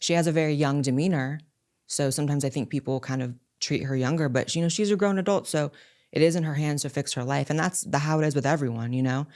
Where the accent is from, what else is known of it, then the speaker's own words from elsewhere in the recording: California, United States; I was born and raised in California, which is very, very liberal